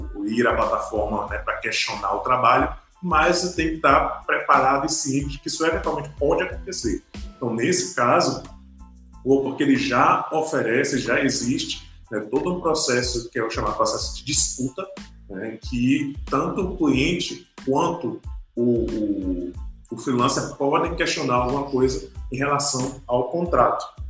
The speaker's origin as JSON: {"language": "Portuguese", "country": "Brazil", "said": "a gente como brasileiro"}